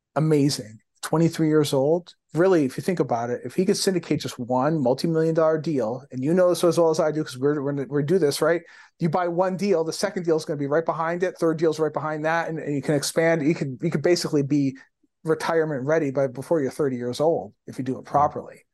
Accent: Windsor, Ontario, Canada; my hometown in Windsor, Ontario, small super small town

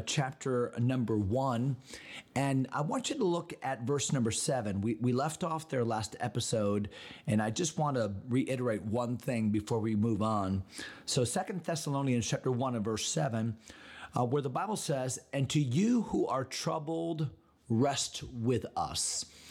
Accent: Connecticut, United States; moved away; my home state of Connecticut

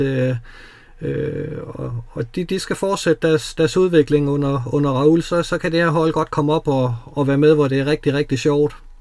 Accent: Odense, Southern Denmark, Denmark; jeg er jo fra Odense

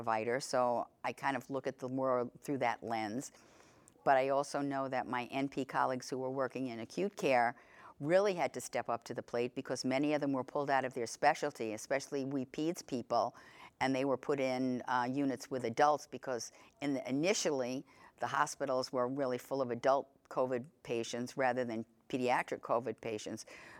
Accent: New York, United States; I am from New York State

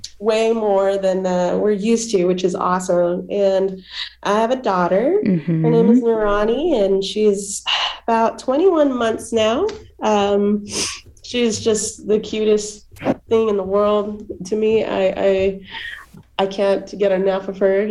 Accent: Salt Lake City, Utah, United States; also born or lived in California; I'm from Salt Lake City, Utah

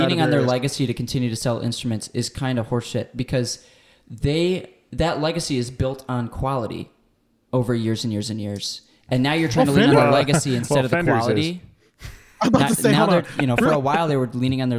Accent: Michigan, United States; I grew up in Michigan.

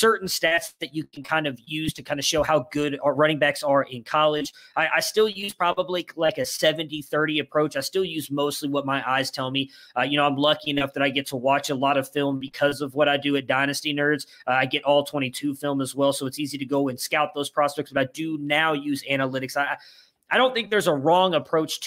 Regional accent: Texas, United States; also born or lived in Cleveland, Ohio / Fort Worth area, Texas; I've actually lived in Texas most of my life

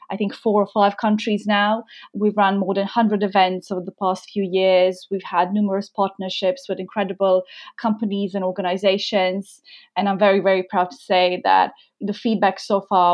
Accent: Croatia; moved away as an adult; now in London, United Kingdom; I moved to London from Croatia. My roots are, I'm from Croatia originally.

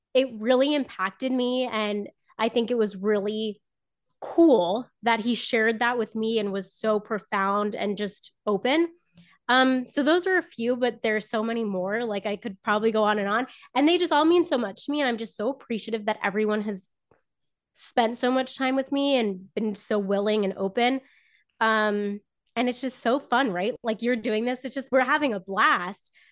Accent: Southern Florida, United States; moved away as an adult; also born or lived in North Carolina; grew up in Florida

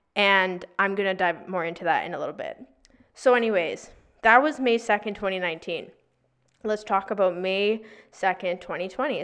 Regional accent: Victoria, British Columbia, Canada; moved away as an adult; also born or lived in Toronto / Vancouver; I'm originally from Victoria

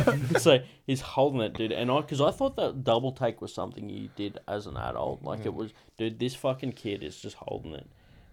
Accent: South Coast, New South Wales, Australia; I grew up in South Coast.

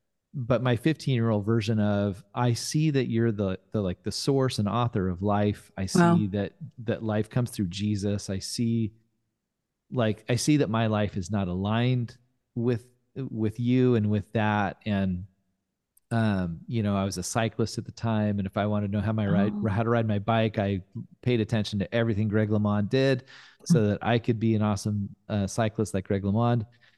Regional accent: Fresno, California, United States; I grew up in Fresno

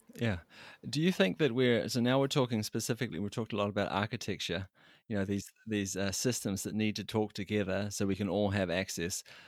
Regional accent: New Zealand; moved away; I'm from New Zealand, as you might have guessed from my accent

